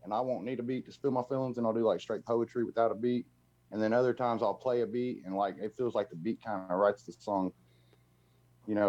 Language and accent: English; Muncie, Indiana, United States; moved away as an adult; also born or lived in Bowling Green, Kentucky; being from Indiana, but I lived in the South for 6 years and I moved back here because my dad got cancer.